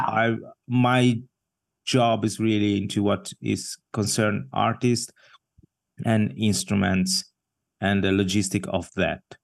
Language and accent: English; Ascona, Ticino, Switzerland; moved away as an adult; also born or lived in Mumbai, India; now in Basel, Switzerland; I grew up in the south part of the country